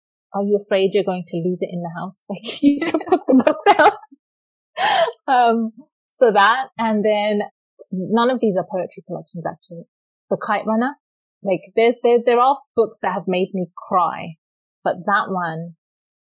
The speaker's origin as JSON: {"language": "English", "region": "London", "country": "United Kingdom", "tie": "born or raised there", "moved": "as an adult", "lives_now": "Canada", "said": "I was raised born and raised in London, England"}